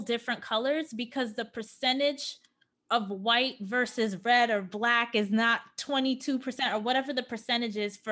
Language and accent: English; New York, United States; moved away as an adult; now in Los Angeles, United States; I am born and raised in New York, okay? I came into adulthood in New York.